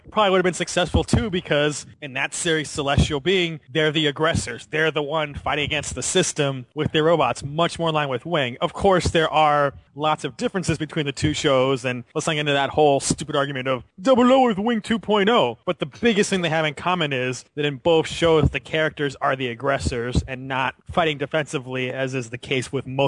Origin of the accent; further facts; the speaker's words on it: United States; being an American